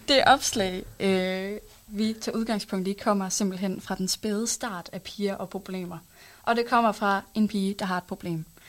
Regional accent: Hals, North Denmark Region, Denmark; jeg kommer fra Hals. Det er sådan en lille by, der ligger øh, nord for øh, Aalborg

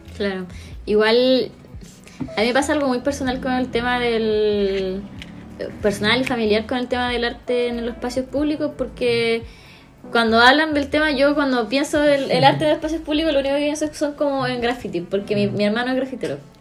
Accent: Coquimbo, Chile; Yo crecí en una población en Coquimbo que estaba llena de, graffiti

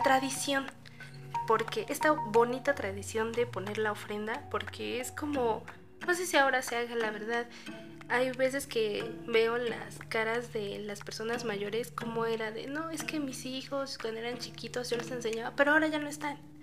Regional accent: Lerma, State of Mexico, Mexico; mi infancia la pasé en Lerma

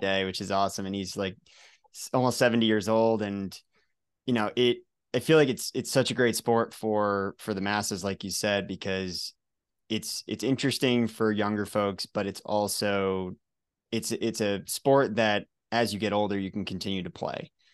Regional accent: Colorado, United States; my home state here of Colorado

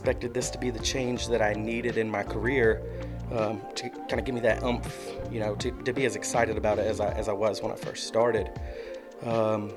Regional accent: United States; born and raised in Halifax County. I've been here all my life.

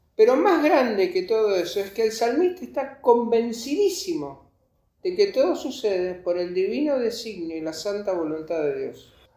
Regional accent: Buenos Aires, Argentina; nosotros somos amargados los porteños

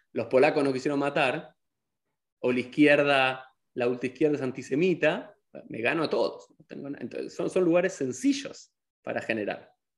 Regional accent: Argentina; soy argentino

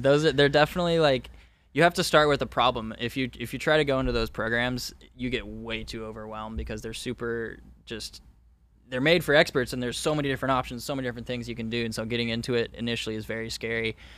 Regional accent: Orange County, Southern California, United States; born and raised in Southern California in Orange County

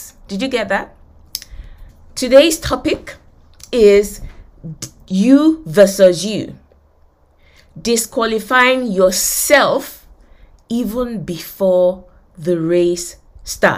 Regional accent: Nigeria; moved away; I grew up in Nigeria. I went to University of Lagos

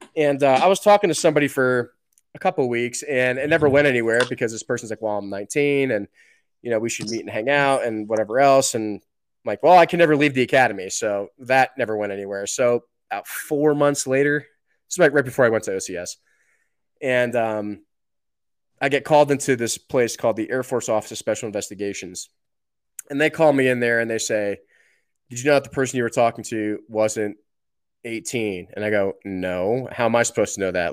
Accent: New Jersey, United States; moved away; also born or lived in New York / Colorado; I grew up in New Jersey. I was born in New York

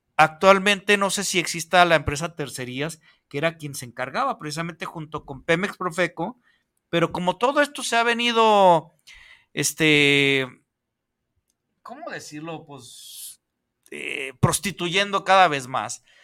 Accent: Mexico; como buenos mexicanos

